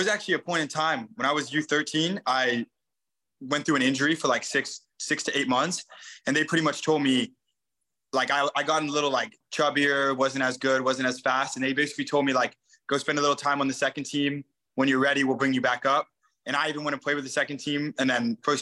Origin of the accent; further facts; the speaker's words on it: San Diego, California, United States; also born or lived in Oakland, California; I was born in Oakland, California, and then I moved to San Diego when I was 5